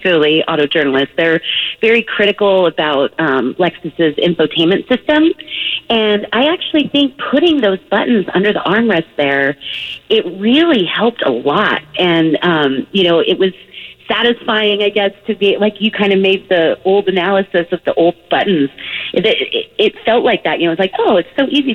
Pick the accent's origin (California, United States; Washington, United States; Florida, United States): California, United States; Southern; I'm from Southern California